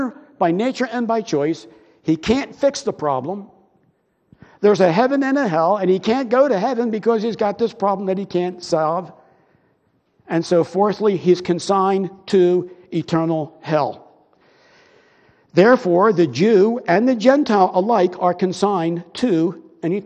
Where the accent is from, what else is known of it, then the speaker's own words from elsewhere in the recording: Broomall, Pennsylvania, United States; I grew up in Broomall, and our house was on Westchester Pike